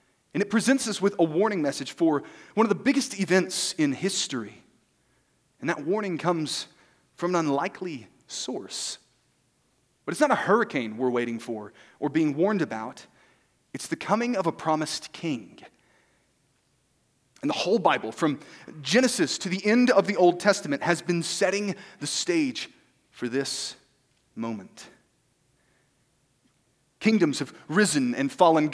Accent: Arkansas, United States; moved away; I am also from Arkansas, the great state

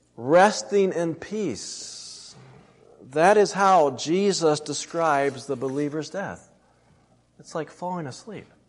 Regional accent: United States; as an American citizen

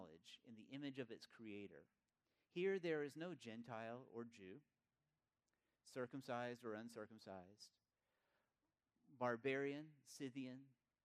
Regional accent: East Tennessee, United States; I grew up in East Tennessee

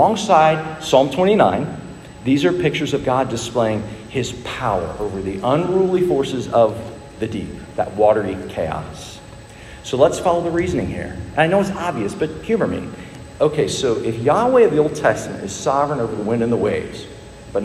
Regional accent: Dallas, Texas, United States; When I was a boy growing up in Dallas

